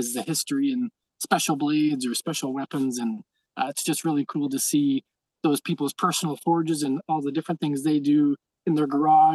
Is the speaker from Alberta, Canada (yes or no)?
yes; near Calgary, Alberta, Canada; near my hometown, by Calgary